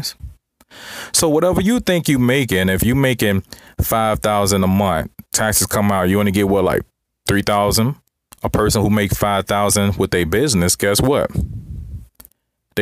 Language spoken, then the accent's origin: English; United States; I was born in America